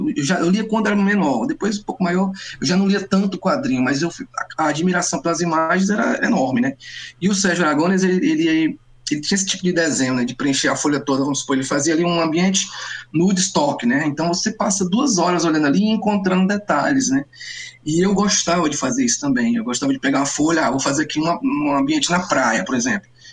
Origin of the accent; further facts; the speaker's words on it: Ceará, Brazil; eu, mesmo cearense